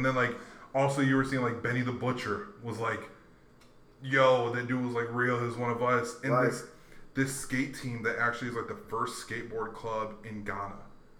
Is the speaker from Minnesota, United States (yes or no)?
no; Hawaii, United States; I grew up in Hawaii around surfers and skaters. I played basketball growing up. I grew up on military bases.